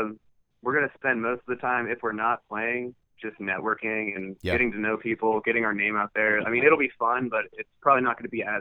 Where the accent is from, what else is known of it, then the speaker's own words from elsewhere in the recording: Columbus, Ohio, United States; we're actually closing the tour with a show in Columbus, which is my hometown.